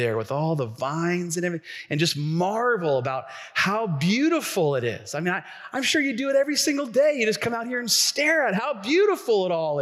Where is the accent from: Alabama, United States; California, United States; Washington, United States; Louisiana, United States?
Washington, United States; Tacoma; I grew up here in Tacoma